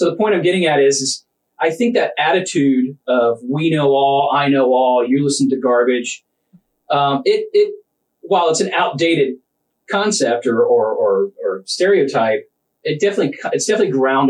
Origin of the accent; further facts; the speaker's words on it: Tampa, Florida, United States; I'm 49, born and raised in Tampa.